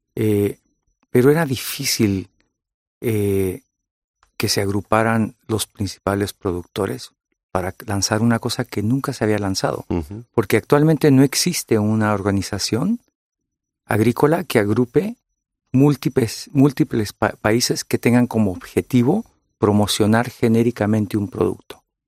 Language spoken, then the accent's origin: Spanish; California, United States; yo soy de California. Soy de origen mexicano y origen vasco.